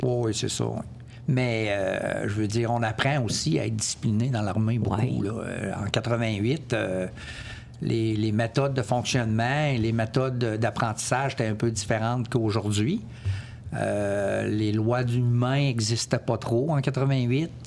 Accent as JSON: {"language": "French", "region": "Quebec", "country": "Canada", "tie": "born or raised there", "also_born_or_lived": "Comox, British Columbia / Ottawa", "moved": "as an adult", "said": "Je suis originaire de Québec."}